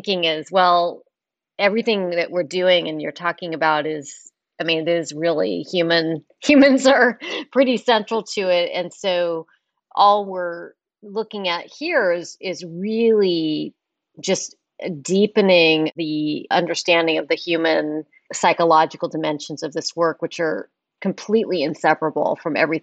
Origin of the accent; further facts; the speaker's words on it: Palo Alto, California, United States; I grew up actually in Palo Alto